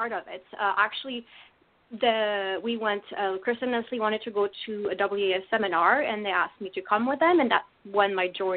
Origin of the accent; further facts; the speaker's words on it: France; accent: French; English is a second language; moved away; I grew up in France. I guess that's an important part, so hence my accent.